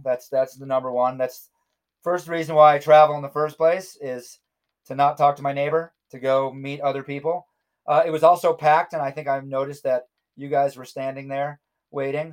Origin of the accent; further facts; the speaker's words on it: New York, United States; I'm a New Yorker